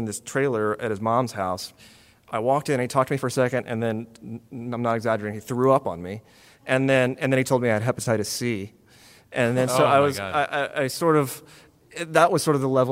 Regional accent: Texas, United States; now in Los Angeles, United States; I grew up in Texas as a rock fan in the 80s

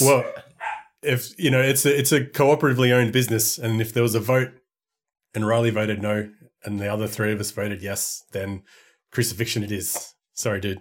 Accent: Australia; as an Australian

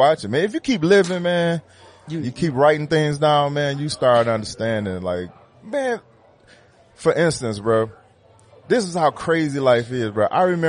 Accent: Detroit, Michigan, United States; growing up in Detroit

